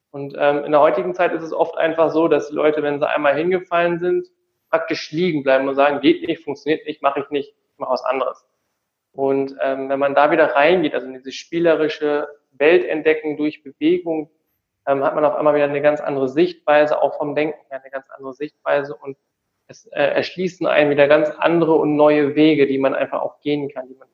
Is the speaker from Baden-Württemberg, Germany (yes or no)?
no; Tecklenburg, North Rhine-Westphalia, Germany; ich komme gebürtig aus Tecklenburg, also so ein kleiner Ort zwischen Münster und und Osnabrück in Nordrhein-Westfalen.